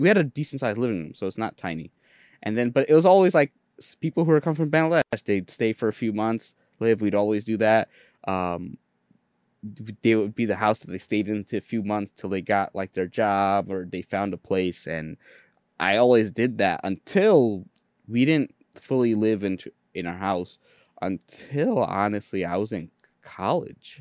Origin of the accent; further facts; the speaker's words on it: New York City, New York, United States; English is a second language; I'm in Jamaica, Queens. We were one of the earlier Bengali families.